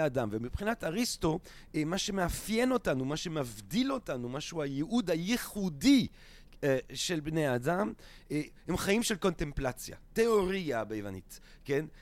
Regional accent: Belgium; accent: French; Hebrew is a second language; now in Israel; אני לא באמת מערד, אני מבלגיה

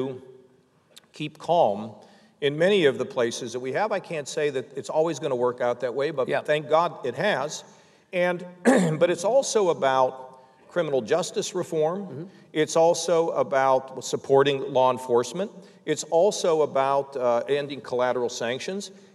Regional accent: Pittsburgh, Pennsylvania, United States; now in Ohio, United States; I grew up in Pittsburgh.

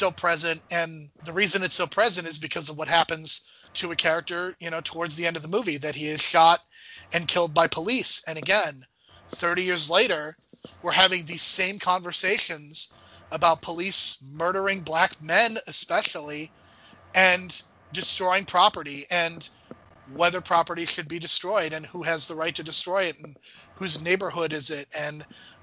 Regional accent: United States; I'm an American

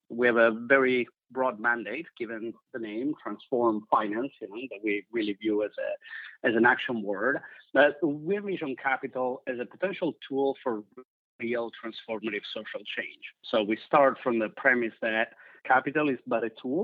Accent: Italy; moved away; I'm originally from Italy

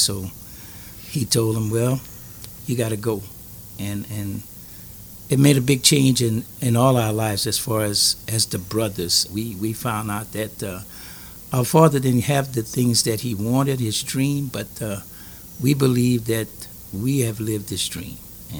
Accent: Louisiana, United States; I'm from Louisiana.

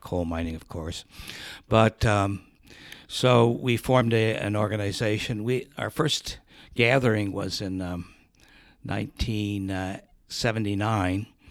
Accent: Hubbard Lake, Michigan, United States; moved away as an adult; also born or lived in Buffalo, New York; Michigan, in, uh, in a little town called Hubbard Lake near Alpena, Michigan, which is on the shores of Lake Huron

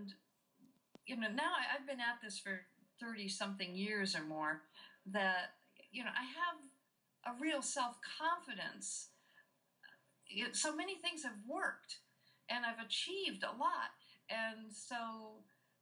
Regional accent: Hawaii, United States; growing up in Hawaii and being white-skinned, which is a minority there

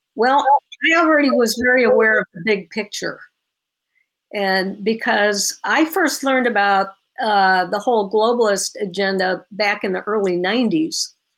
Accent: Illinois, United States; I was born and raised in Illinois.

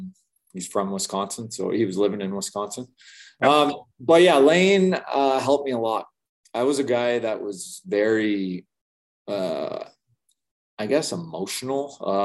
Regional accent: Manitoba, Canada; Yeah, so I think I came from Manitoba where we had a ton of leaders.

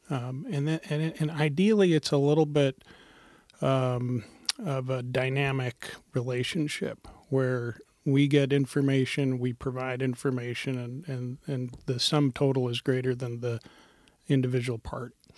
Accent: Montana, United States; now in Portland, United States; I'm from Montana originally. My family's from India and I grew up in Montana

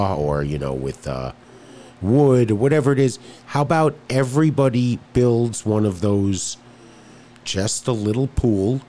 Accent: New York City, New York, United States; I grew up in New York City

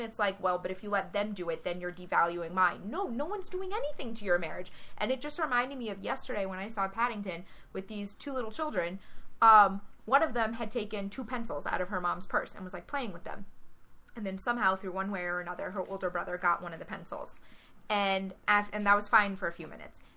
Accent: the South, United States; moved away as an adult; now in Boston, United States; growing up in the South

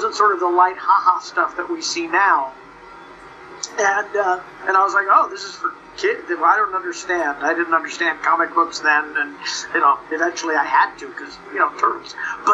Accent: Los Angeles, California, United States; accent: surf speak; I grew up in the San Fernando Valleys, you know, I mean, it's sort of the home of surf

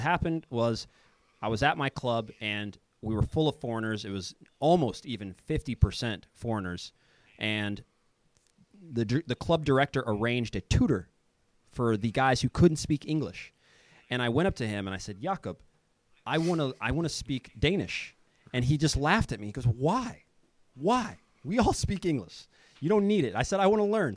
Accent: Kansas City, United States; moved away as an adult; also born or lived in Denmark / Finland / Croatia / Serbia; now in Sweden; I'm from Kansas City. I, I grew up uh, there

